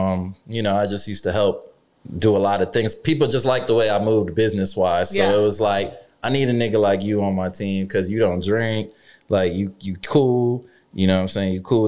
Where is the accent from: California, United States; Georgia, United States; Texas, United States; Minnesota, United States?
Georgia, United States; Atlanta; also born or lived in New Jersey; I was born in Jersey, but I basically claim Atlanta. Long story short, like I lived in Atlanta for 10 years.